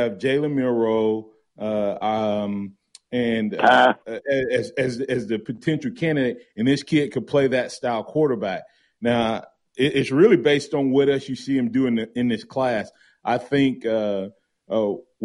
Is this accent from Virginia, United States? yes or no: no; Howell's Crossroads, Alabama, United States; I'm really from Howell's Crossroad